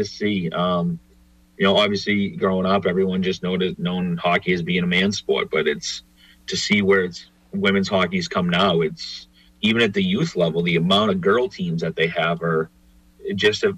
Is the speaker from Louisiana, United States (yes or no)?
no; Boston, Massachusetts, United States; a couple girls that I grew up with in Dorchester